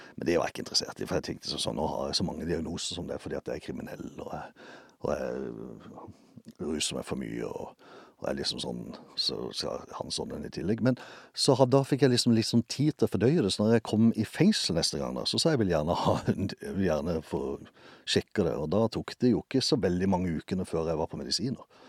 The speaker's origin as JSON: {"language": "Norwegian", "area": "Justvik", "region": "Agder", "country": "Norway", "tie": "born or raised there", "said": "Jeg vokste opp utenfor byen her et sted som heter Justvig."}